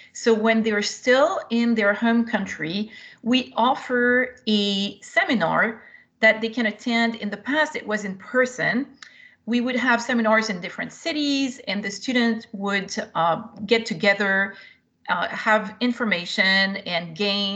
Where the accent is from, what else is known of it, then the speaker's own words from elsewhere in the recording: France; also born or lived in Europe; now in United States; I came originally from France, and I was an exchange student myself.